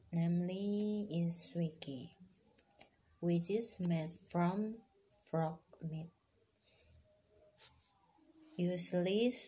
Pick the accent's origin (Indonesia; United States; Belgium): Indonesia; Purwodadi, Central Java; My hometown is Grobogan Purwodadi. It is a fairly large city with 19 sub-districts and 280 villages.